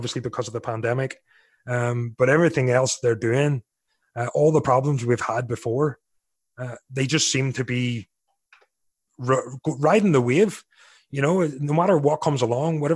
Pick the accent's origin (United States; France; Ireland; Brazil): Ireland; Being an Irishman